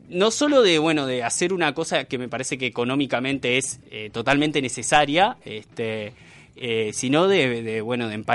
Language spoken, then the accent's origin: Spanish; Uruguay; es un problema que tenemos como sociedad uruguaya, que el uruguayo tiende a valorar mucho más al viejo que al niño